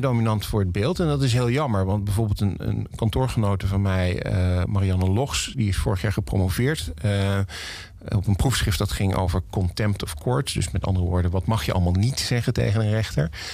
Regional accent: Heerlen, Limburg, Netherlands; moved away; also born or lived in Valkenburg; Ik ben geboren in Heerlen, maar mijn familie komt uit Valkenburg

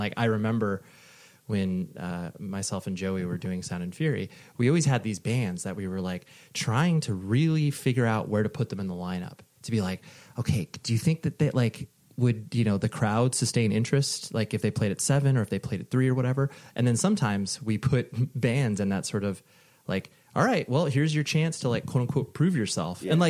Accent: Whittier, California, United States; moved away; born and raised in Whittier.

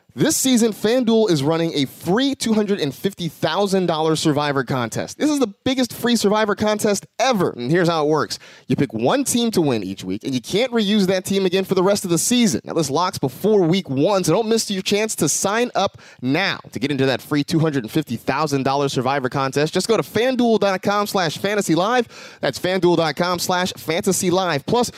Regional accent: West Coast, United States; for me growing up on the West Coast, this is that, you know, that 1 o'clock Sunday afternoon kickoff

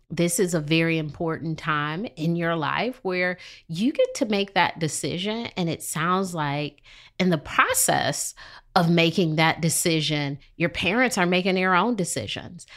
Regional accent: Detroit, Michigan, United States; moved away as an adult; now in Charlotte, United States; I'm from Detroit, and, you know, Detroit has litter on the streets.

